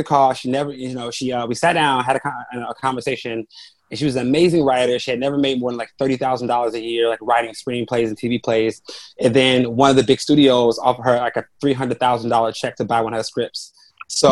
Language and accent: English; Chicago, Illinois, United States; I grew up on the South Side of Chicago, in low income neighborhood